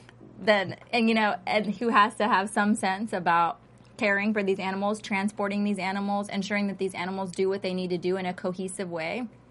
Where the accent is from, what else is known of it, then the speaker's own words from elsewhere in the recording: Texas, United States; I'm from Texas.